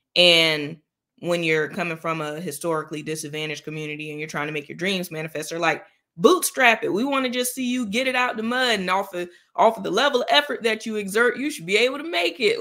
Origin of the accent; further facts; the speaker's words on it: Jacksonville, Florida, United States; I happen to be home in my hometown of Jacksonville, Florida now